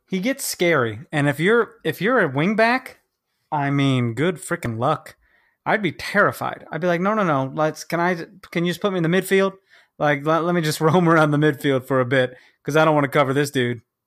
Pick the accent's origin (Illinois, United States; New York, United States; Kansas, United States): Kansas, United States; moved away; also born or lived in Chicago; I'm from Kansas